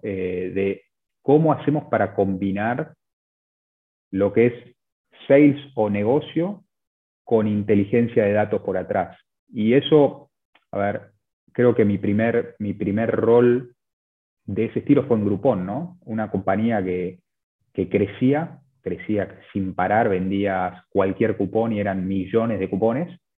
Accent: Buenos Aires, Argentina; also born or lived in Chile; yo, soy de, Buenos Aires, de Argentina

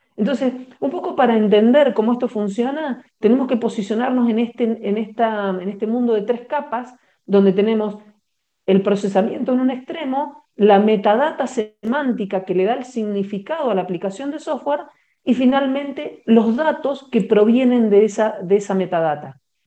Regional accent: Patagonia, Argentina; now in Bogotá, Colombia; yo estoy ubicada eh, de manera habitual en Bogotá, pero en este momento me encuentro en la, Patagonia, que es donde, de donde soy oriunda.

